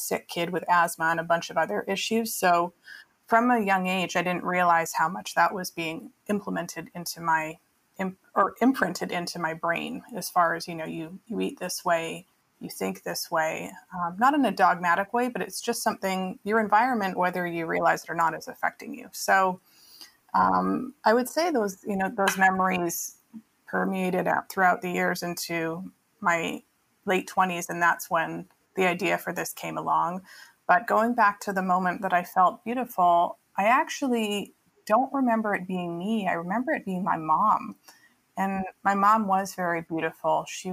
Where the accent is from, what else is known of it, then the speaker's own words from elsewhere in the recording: Vancouver, British Columbia, Canada; now in Los Angeles, United States; I grew up in Vancouver, but I grew up outside the city. It's only 30 minutes